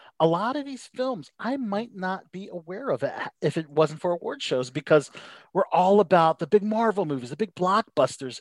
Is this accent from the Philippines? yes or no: yes; Philippines; I'm Filipino